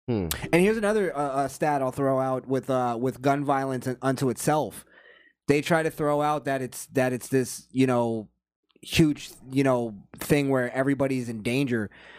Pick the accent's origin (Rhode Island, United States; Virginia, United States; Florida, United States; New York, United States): Florida, United States; we're from Florida.